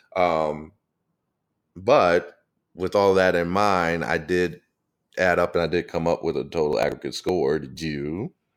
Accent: St. Louis, Missouri, United States; now in Atlanta, United States; Growing up in Saint Louis

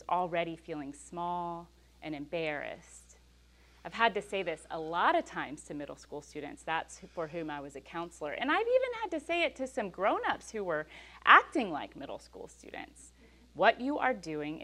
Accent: West University Place, Texas, United States; I grew up in West U

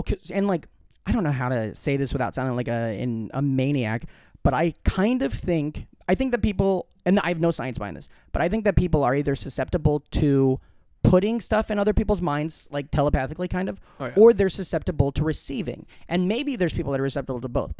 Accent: Glenwood, Iowa, United States; moved away; in my hometown in Glenwood, Iowa

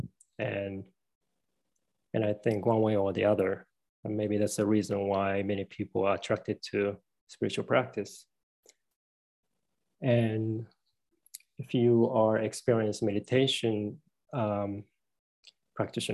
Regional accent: Tokyo, Japan; moved away as an adult; now in United States; I came originally from Japan. You know, I'm a male. You know, and I came from Tokyo, Japan. I lived in America for 20 years

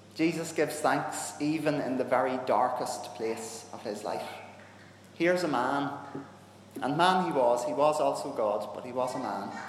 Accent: Northern Ireland, United Kingdom; I'm a Northern Irish Protestant. And we grew up in a time where that kind of friendship wasn't really okay

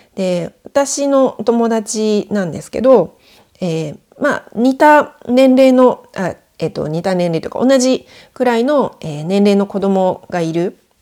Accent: Japan; moved away as an adult; now in France; 上の子を連れて日本に帰国してたんですね。で1ヶ月ぐらい帰ってたんですけど私の実家にいる間

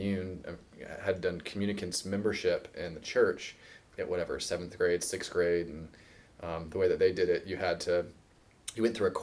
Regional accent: Virginia Beach, Virginia, United States; I grew up in Virginia Beach, Virginia, right towards the coast

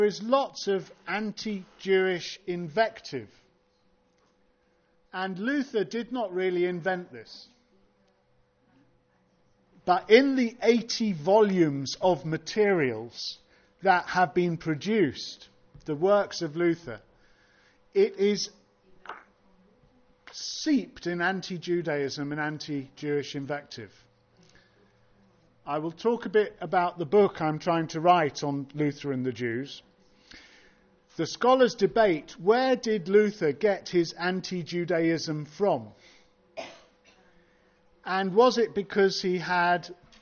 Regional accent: United Kingdom; I'm British

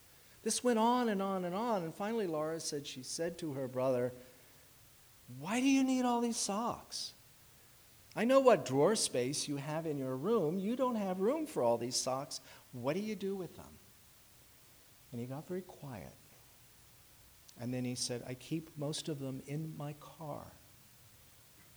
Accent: Washington, District of Columbia, United States; moved away; I was in Washington, D.C., my hometown

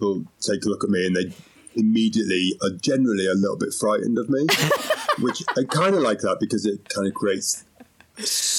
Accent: Yorkshire and the Humber, United Kingdom; now in London, United Kingdom; Okay, well, I was born in Yorkshire 51 years ago. I had a great time at school. I became a hairdresser. I moved to London.

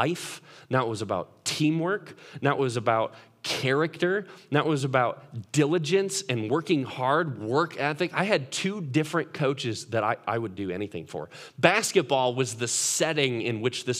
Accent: Chicago, Illinois, United States; I grew up in Chicago

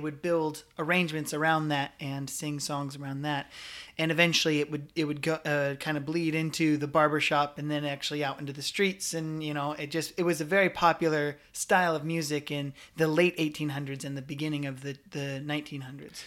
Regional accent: Scottsbluff, Nebraska, United States; also born or lived in Omaha, Nebraska; I grew up in Scottsbluff, Nebraska, but I moved to Omaha, Nebraska when I was a freshman in high school

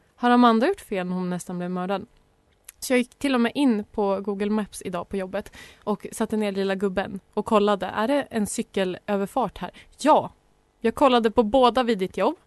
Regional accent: Sandviken, Gävleborg County, Sweden; moved away; jag är ju från Sandviken. Där cyklar man.

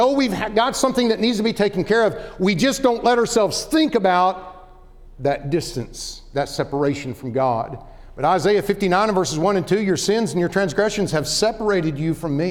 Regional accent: Oklahoma, United States; born or raised there; moved away as an adult; also born or lived in Dallas-Fort Worth, Texas

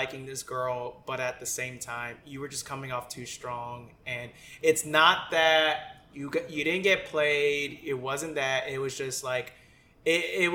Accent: Tampa, Florida, United States; growing up in Tampa

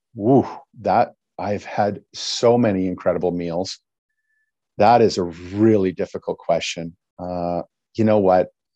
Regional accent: Battleford, Saskatchewan, Canada; I was raised in the, in the Battle Forts area.

